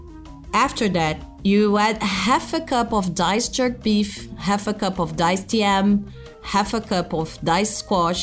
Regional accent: Brazil; I'm a chef from Brazil

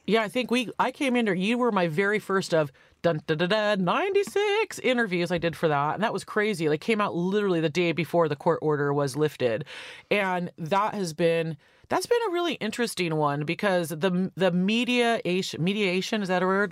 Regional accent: Santa Cruz, California, United States; also born or lived in San Francisco / New York / Los Angeles; I'm from Santa Cruz in California. I grew up with a lesbian mayor

